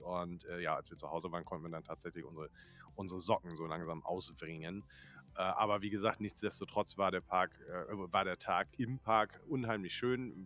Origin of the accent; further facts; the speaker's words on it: Northern Germany, Germany; Ich bin Norddeutscher